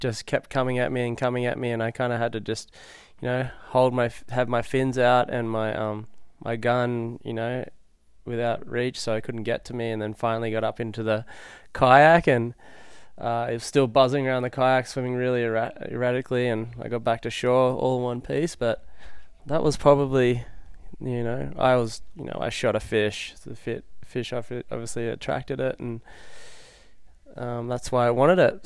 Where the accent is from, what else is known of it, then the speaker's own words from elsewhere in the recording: Lennox Head, New South Wales, Australia; now in Hawaii, United States; I'm from Lennox Head originally, uh, New South Wales, and I moved to Hawaii, like, about fifteen years ago